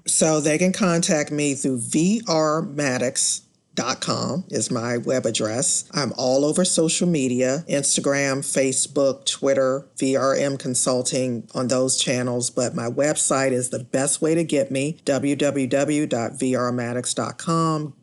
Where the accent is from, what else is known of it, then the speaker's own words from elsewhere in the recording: Washington, District of Columbia, United States; I grew up in Washington, D C